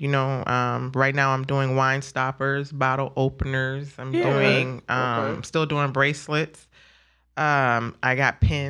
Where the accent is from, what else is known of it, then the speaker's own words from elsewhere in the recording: Beach Park, Illinois, United States; moved away as an adult; also born or lived in Lake County, Illinois; now in Kenosha, United States; we grew up in Beach Park, you know, single mom, got five beautiful kids.